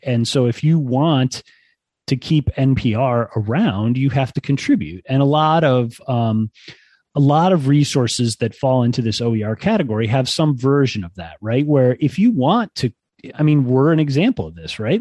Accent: Ann Arbor, Michigan, United States; now in State College, United States; I grew up in Ann Arbor

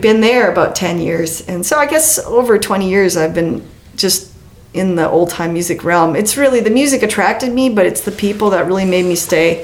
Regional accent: Western Canada, Canada; I'm from Western Canada

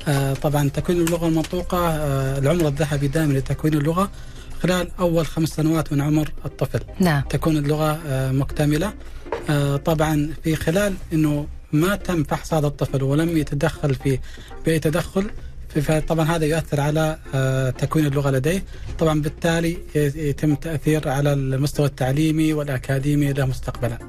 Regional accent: Saudi Arabia; عندنا في المملكة العربية السعودية

